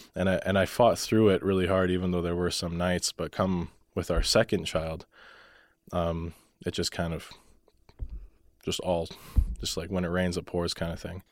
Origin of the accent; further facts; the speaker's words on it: Calgary, Alberta, Canada; moved away as an adult; now in Lethbridge, Canada; I grew up in Calgary. most of my life